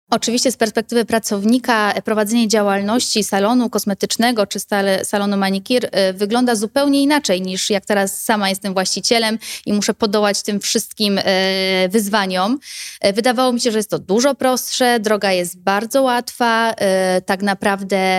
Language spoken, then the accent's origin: Polish; Bochnia, Lesser Poland, Poland; u nas w Bochni